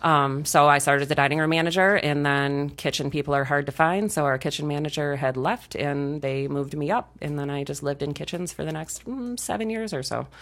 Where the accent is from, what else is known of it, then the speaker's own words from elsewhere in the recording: rural Michigan, United States; I moved back to my hometown, um, when I was eighteen